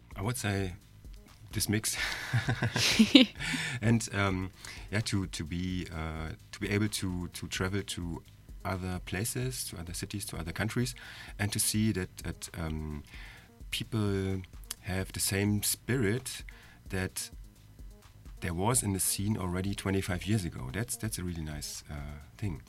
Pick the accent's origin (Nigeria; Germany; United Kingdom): Germany; eastern Germany; I come from Eastern Germany and uh, there was hardly vinyl available